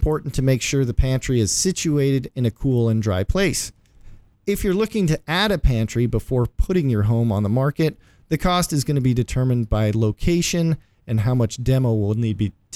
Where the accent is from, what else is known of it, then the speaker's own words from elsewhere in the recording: Midwest, United States; I'm also from the Midwest. We had a basement with green shag carpet.